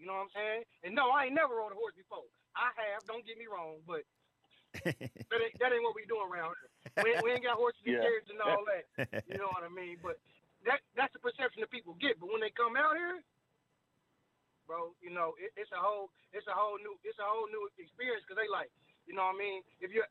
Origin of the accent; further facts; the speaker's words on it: Tulsa, Oklahoma, United States; Straight up, off the north side.